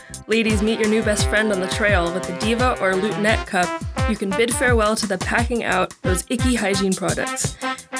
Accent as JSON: {"language": "English", "town": "Santa Cruz", "region": "California", "country": "United States", "tie": "born or raised there", "said": "I grew up in Santa Cruz, California, so we got the redwoods"}